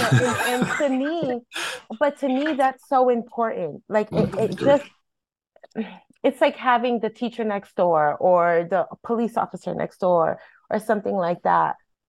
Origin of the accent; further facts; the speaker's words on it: Hartford, Connecticut, United States; Well, so I was born and raised in Hartford, and I'm a product of Hartford schools, and obviously have been working in Hartford for 17 years